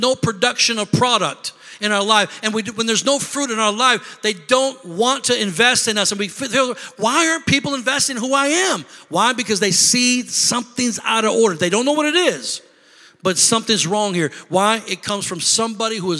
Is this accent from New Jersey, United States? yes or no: no; Illinois, United States; moved away; I'm from Illinois